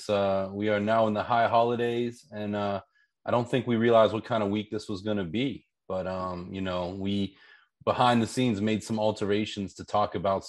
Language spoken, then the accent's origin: English; Pittsburgh, Pennsylvania, United States; I grew up in Pittsburgh, Pennsylvania.